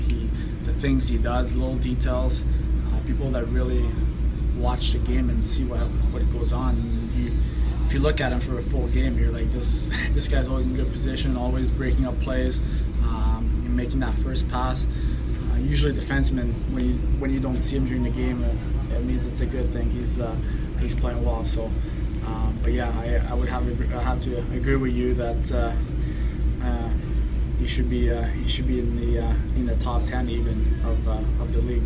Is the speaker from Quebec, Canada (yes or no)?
no; Hearst, Ontario, Canada; moved away; my hometown back home